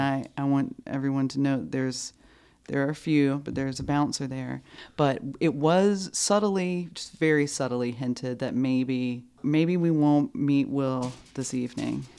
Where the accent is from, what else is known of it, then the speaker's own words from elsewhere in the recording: North Carolina, United States; I was from North Carolina